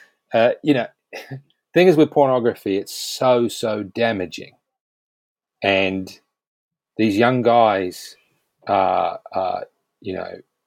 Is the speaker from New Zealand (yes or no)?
yes; New Zealand; now in United Kingdom; I grew up, I grew up in New Zealand